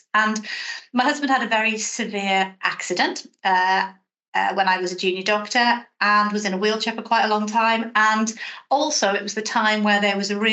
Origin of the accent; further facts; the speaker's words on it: South Wales, United Kingdom; moved away; you'll pick up from my accent that I'm from South Wales originally. I'm brought up in a reasonably tough area. It was a former mining community